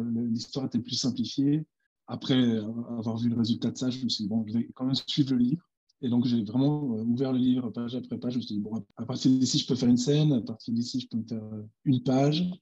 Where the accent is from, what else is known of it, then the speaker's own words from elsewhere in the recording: Switzerland; je suis jamais allé en Amérique, je suis suisse